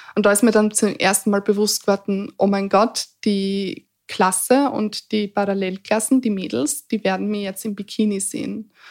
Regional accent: Eastern Styria, Austria; ich bin sehr behütet aufgewachsen in der Oststeiermark auf dem Land

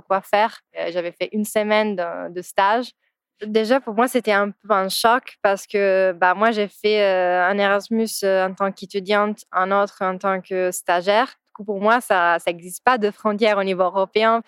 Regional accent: Italy; French is a second language; moved away as an adult; now in Paris, France; je suis italienne de base, euh, que j'ai toute ma famille, mes potes là-bas

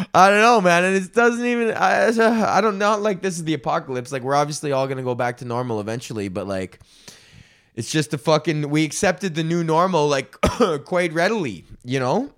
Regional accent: United States; I'm from fucking Highlands, man. That's next neighborhood over

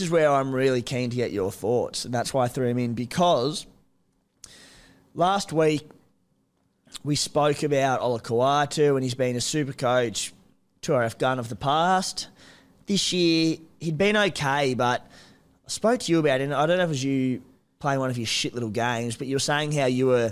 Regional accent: Cooma, New South Wales, Australia; moved away; I'm from Cooma

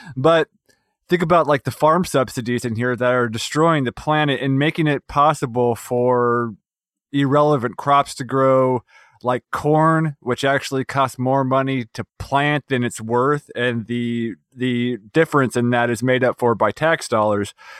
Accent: West Virginia, United States; my home state of West Virginia

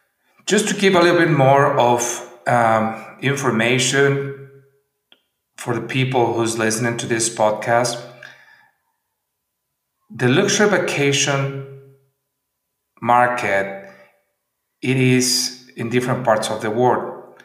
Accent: San Miguel de Allende, Guanajuato, Mexico; our favorite town and my hometown, San Miguel de Allende, in the central Mexico state of Guanajuato.

